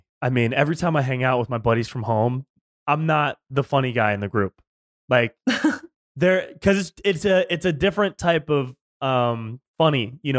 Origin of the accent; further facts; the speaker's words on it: Davis, California, United States; also born or lived in Sacramento, California, United States; Close. I grew up in Davis, right up by Sacramento.